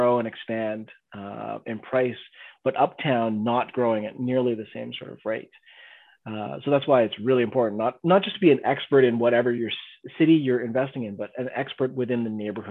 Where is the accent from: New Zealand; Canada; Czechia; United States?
Canada; we're Canadian investors